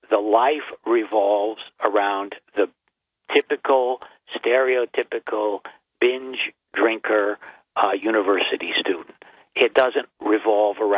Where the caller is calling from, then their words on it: Binghamton, New York, United States; Uh, another John, uh, this time from Binghamton.